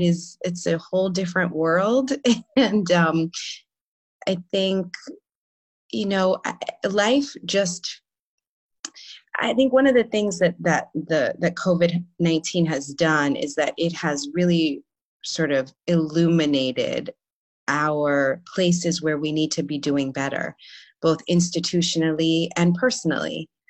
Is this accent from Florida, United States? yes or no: no; New York, United States; I'm from New York, born and raised.